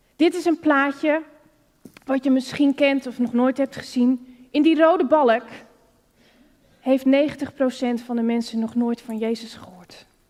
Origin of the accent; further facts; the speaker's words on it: Netherlands; Als Nederlander is het hier met kerken om je heen waar je op bent gegroeid in de christelijke cultuur